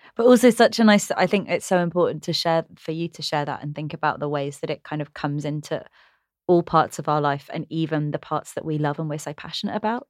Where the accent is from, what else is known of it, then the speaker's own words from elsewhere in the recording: England, United Kingdom; I'm dual heritage, I'm British and Sri Lankan